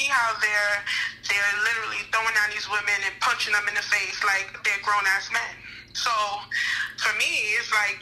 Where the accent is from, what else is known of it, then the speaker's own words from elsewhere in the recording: New York City, New York, United States; also born or lived in Crown Heights, Brooklyn; I was in Brooklyn, yeah, but I was from Bed-Stuy